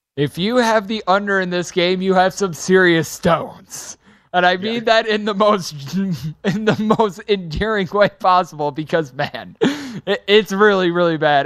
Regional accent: Wisconsin, United States; my home state of Wisconsin

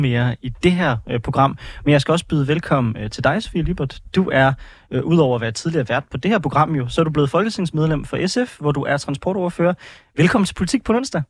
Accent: Aarhus, Central Denmark Region, Denmark; now in Frederiksberg, Denmark; jeg kommer fra Aarhus, og nu bor jeg på øh, Frederiksberg

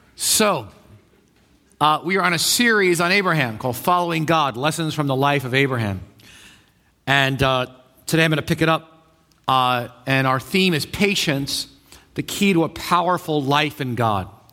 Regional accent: New York, United States; I'm a New Yorker, right? So, you know, when you live in New York a long time

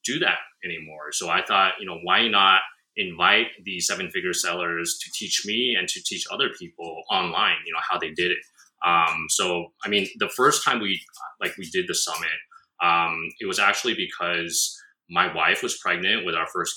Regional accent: United States; moved away as an adult; also born or lived in Shanghai, China; now in Japan; I'm from America

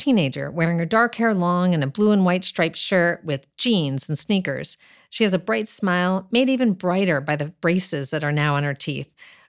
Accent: upstate New York, United States; I drove there from my hometown in upstate New York

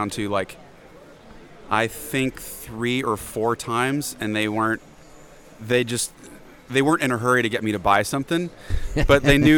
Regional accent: Berea, Kentucky, United States; I am from Berea, Kentucky.

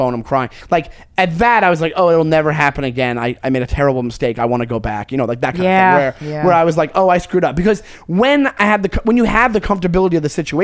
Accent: United States; I'm American

